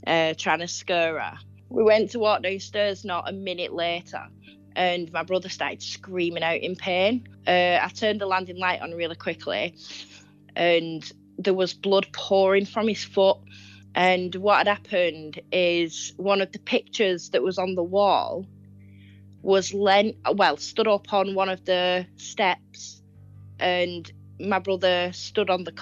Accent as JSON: {"language": "English", "region": "North West England", "country": "United Kingdom", "said": "I'm from northwest of England"}